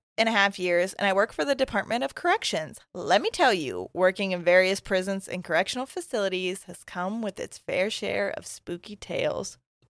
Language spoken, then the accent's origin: English; England, United Kingdom; I'm originally from England.